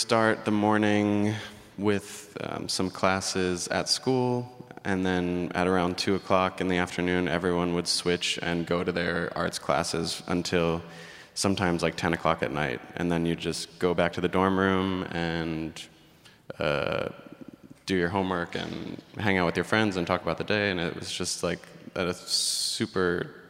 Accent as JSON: {"language": "English", "region": "East Coast", "country": "United States", "tie": "born or raised there", "also_born_or_lived": "Pennsylvania", "said": "I was born in Pennsylvania, and I grew up along the East Coast, started dancing when I was 3 years old, pretty seriously."}